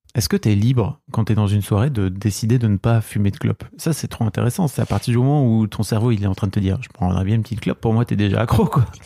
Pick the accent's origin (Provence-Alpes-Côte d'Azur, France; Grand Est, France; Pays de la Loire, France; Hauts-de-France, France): Hauts-de-France, France; the North; nous on vient du Nord